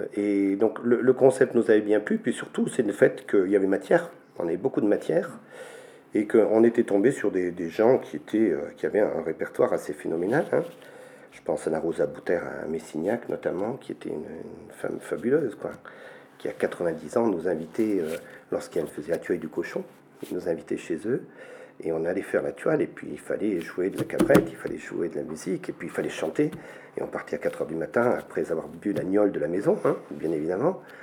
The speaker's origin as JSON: {"language": "French", "area": "Rocharinge, commune of Araules", "region": "Auvergne-Rhône-Alpes", "country": "France", "tie": "born or raised there", "said": "je suis originaire de, ce village de Rocharinge, en Touloire, Rocharinge, commune d'Arol, à 1100 mètres d'altitude. Donc je suis né ici"}